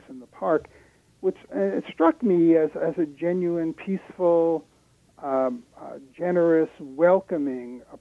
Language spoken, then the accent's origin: English; United States; moved away as an adult; now in Canada; I'm an American by birth, though I've been a Canadian for close to the last 30 years.